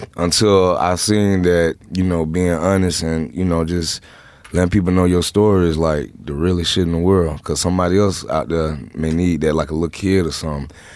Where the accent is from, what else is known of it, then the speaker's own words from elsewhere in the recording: Atlanta, Georgia, United States; I'm from Southside Atlanta